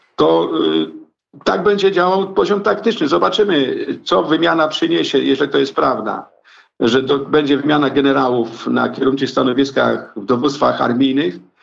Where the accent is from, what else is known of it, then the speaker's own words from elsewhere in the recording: Kraśnik, Lublin Voivodeship, Poland; Ja pochodzę y, ze wschodniej części Polski, a więc z okolic Kraśnika Lubelskiego.